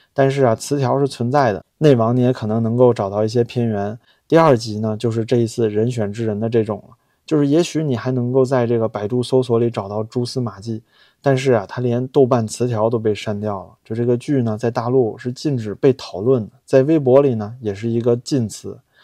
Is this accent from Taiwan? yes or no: no; China; 我们大陆人能不能理解这些？